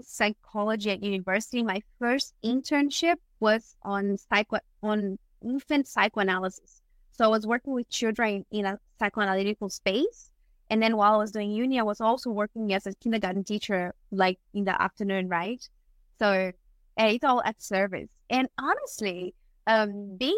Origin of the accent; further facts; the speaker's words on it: Brazil; moved away as an adult; now in Australia; I was born and raised in Brazil, that's where I studied psychology. And when I moved to Australia